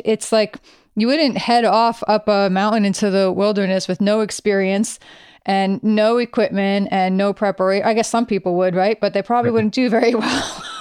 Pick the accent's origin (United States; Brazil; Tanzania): United States; New York; I'm from New York